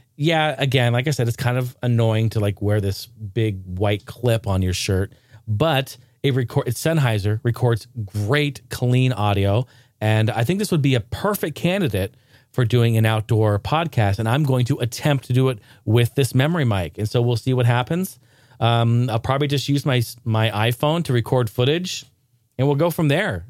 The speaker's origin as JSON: {"language": "English", "region": "Northwest", "country": "United States", "tie": "born or raised there", "said": "I grew up in the Northwest"}